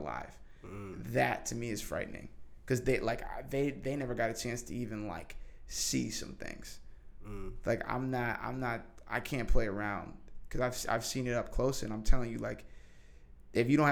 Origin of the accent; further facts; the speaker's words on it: New Hampshire, United States; also born or lived in California; now in New York City, United States; I grew up in New Hampshire